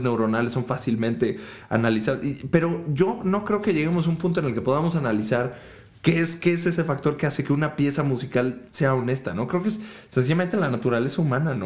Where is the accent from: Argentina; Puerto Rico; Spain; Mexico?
Mexico; also born or lived in Germany; siendo mexicano y estando en Alemania